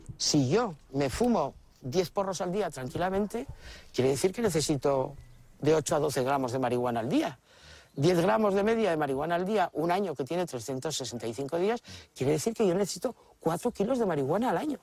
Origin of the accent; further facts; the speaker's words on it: San Francisco, California, United States; now in Oakland, United States; yo soy nacido aquí en San Francisco, California, pero ahorita vivo en Oakland